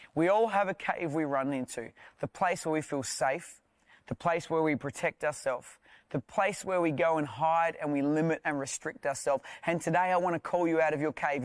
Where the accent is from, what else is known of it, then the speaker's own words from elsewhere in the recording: South Australia, Australia; I'm from South Australia.